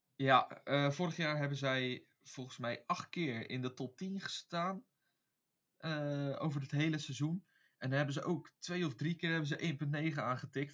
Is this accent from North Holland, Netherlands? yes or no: no; Beijerland, South Holland, Netherlands; ik kom uit het Beierland